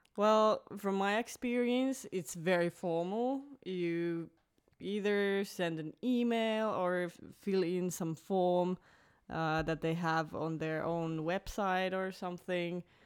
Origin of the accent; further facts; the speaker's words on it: Finland; moved away as an adult; also born or lived in Belgium; I was born in Finland, but I also lived abroad uh, almost five years. I was living in Belgium